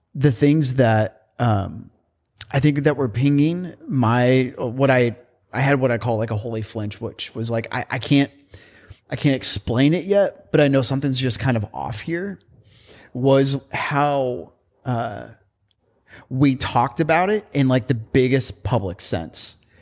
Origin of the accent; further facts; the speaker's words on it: Indiana, United States; also born or lived in San Francisco; now in Portland, United States; I grew up in Indiana